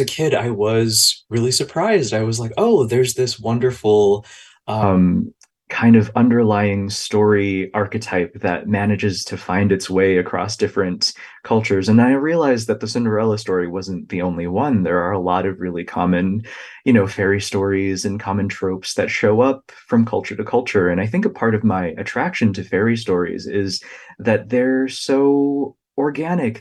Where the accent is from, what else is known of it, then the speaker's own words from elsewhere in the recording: United States; the experiences of my own family that I observed kind of growing up in the United States